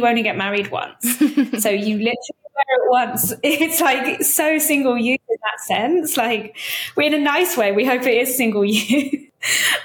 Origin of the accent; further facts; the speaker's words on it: United Kingdom; I'm British and it's only in the UK where we use the term hen do or hen party.